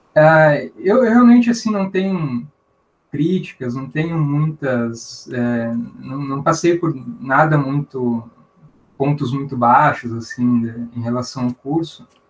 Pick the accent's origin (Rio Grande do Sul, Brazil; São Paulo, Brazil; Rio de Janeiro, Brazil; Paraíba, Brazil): Rio Grande do Sul, Brazil; Santa Maria; eu nasci ali no USME, é, meus pais eram da casa dos estudantes, eu fiquei, morei ali até os quatro anos e meio